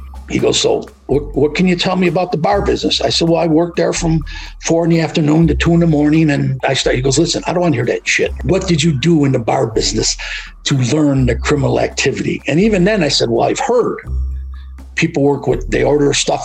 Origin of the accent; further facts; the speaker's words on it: Utica, New York, United States; They would not even let me work in Utica because that was my hometown